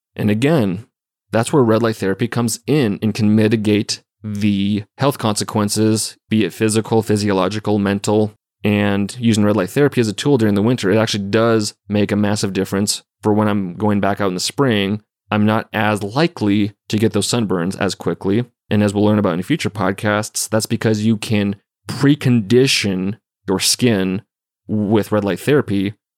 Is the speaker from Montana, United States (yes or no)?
yes; Montana, United States; we're growing up in Montana